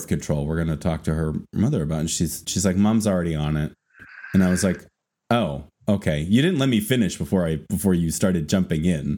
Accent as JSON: {"language": "English", "region": "New England", "country": "United States", "said": "I'm from New England."}